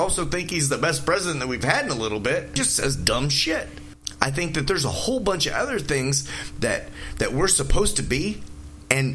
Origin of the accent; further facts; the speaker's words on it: Detroit, Michigan, United States; moved away; I'm from Detroit. I moved here